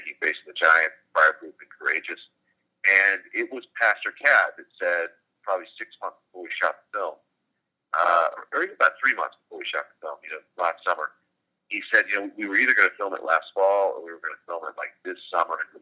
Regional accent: Birmingham, Alabama, United States; growing up in Birmingham

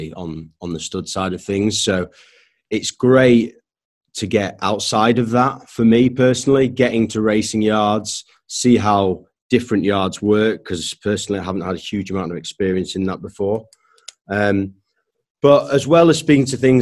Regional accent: Leeds, Yorkshire and the Humber, United Kingdom; moved away as an adult; also born or lived in London / Newmarket; I grew up in Leeds, not around horses.

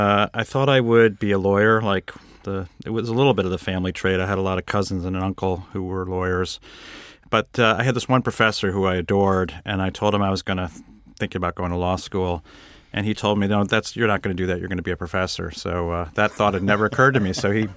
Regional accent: Windsor, Connecticut, United States; I grew up in outside of Hartford, Connecticut, a town called Windsor, Connecticut, which is one of these classic New England towns.

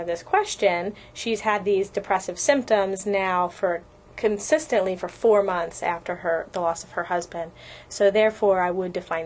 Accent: Philadelphia, Pennsylvania, United States; moved away as an adult; also born or lived in Baltimore, Maryland; now in California, United States; I'm from Pennsylvania originally. I grew up in the suburbs of Philadelphia.

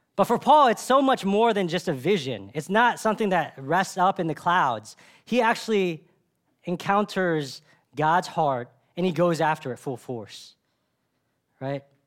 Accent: Dallas, Texas, United States; I grew up in Dallas

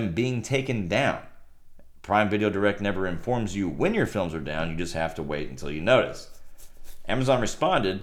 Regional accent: Rio Grande Valley, Texas, United States; I'm from the Rio Grande Valley

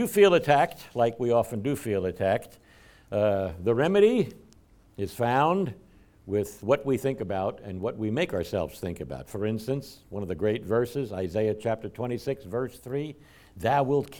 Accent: United States; as Christians, as American Christians in this 21st century

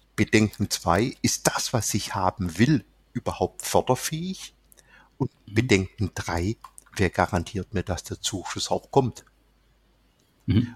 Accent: Swabia, Baden-Württemberg, Germany; accent: leicht schwäbisch (slight Swabian); Der leicht schwäbische Akzent

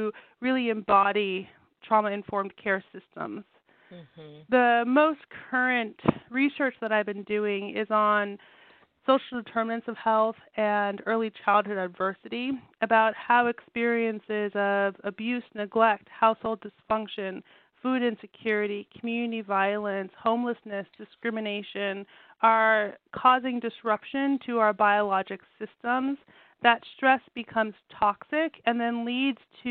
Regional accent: Southern California, United States; I grew up in Southern California

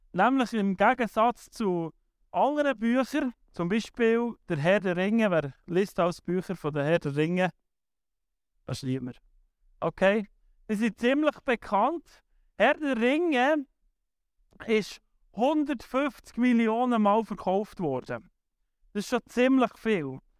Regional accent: Switzerland; wir hier in der Schweiz

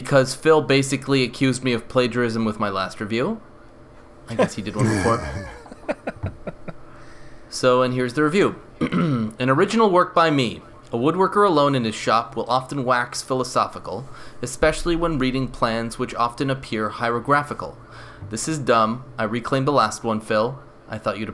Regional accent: Canada; I am Canadian

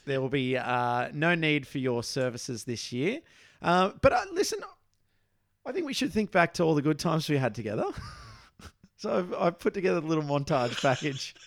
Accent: Australia

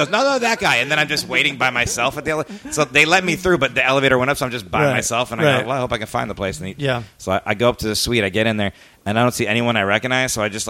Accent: Miami, Florida, United States; moved away; I grew up in Miami.

